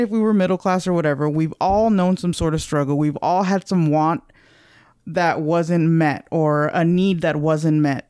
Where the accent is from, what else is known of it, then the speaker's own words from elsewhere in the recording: California, United States; moved away; ever since I left California